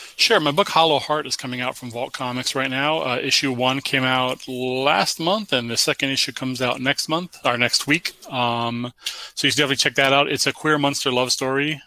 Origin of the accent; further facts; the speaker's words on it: United States; I was born in America, 1978